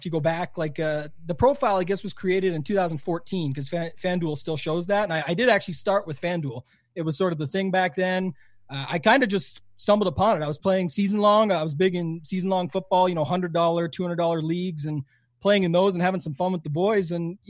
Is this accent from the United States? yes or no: no; Canada; most people would say this that know me quite well is I'm way more American than I am Canadian.